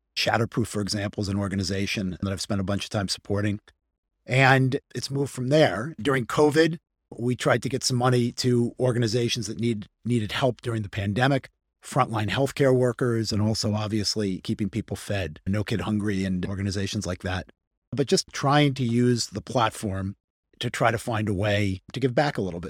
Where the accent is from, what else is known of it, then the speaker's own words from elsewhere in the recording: Hartsdale, New York, United States; I grew up outside of New York City. I okay. grew up in, in, in, in, a town called Hartsdale, New York, outside sure. of New York City.